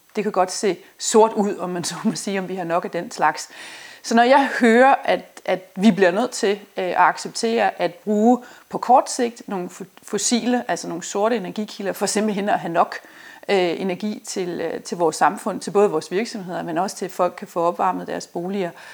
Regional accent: Denmark; vi som danskere

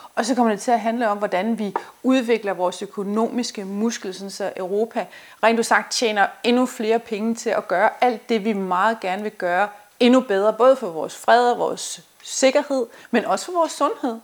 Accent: Denmark; vi som danskere

